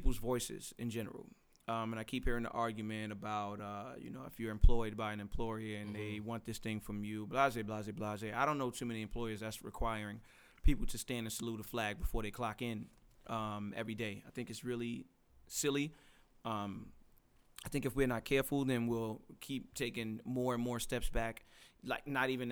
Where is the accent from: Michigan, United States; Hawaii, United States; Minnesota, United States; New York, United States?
New York, United States; New York City; I was born in Brooklyn, New York, in Bed-Stuy, Brooklyn, Bainbridge, Saratoga, shout out to my hood